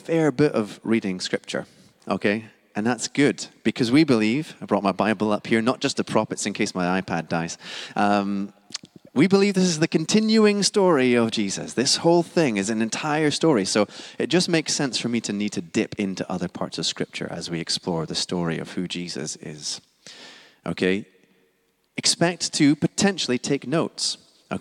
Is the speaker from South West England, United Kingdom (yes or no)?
no; Scotland, United Kingdom; now in London, United Kingdom; I am Scottish, non-American